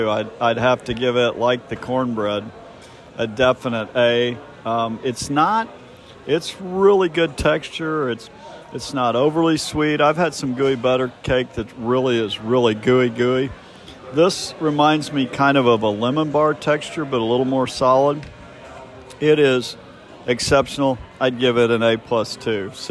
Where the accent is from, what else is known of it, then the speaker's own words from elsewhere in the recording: Kansas City, Missouri, United States; growing up in Kansas City